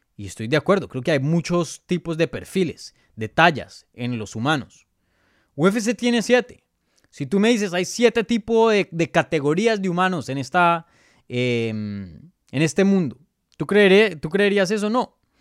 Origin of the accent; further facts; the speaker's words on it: Colombia; first language Spanish; moved away; mi primer idioma es español, soy colombiano, nací en Colombia, mis papás son de Colombia